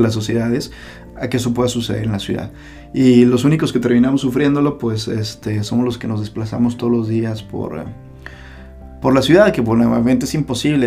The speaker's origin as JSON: {"language": "Spanish", "town": "Guadalajara", "region": "Jalisco", "country": "Mexico", "tie": "born or raised there", "said": "nací en esta ciudad, pero para mí es una de las ciudades más bellas del mundo y es precisamente la ciudad de Guadalajara"}